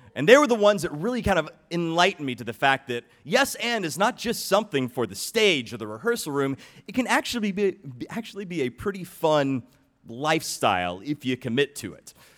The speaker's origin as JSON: {"language": "English", "town": "Atlanta", "region": "Georgia", "country": "United States", "tie": "born or raised there", "said": "I was raised in Atlanta, Georgia"}